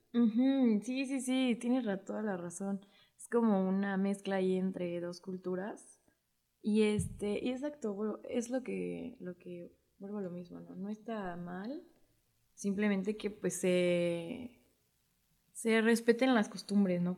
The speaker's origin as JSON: {"language": "Spanish", "country": "Mexico", "said": "lo que nos define como, como mexicanos"}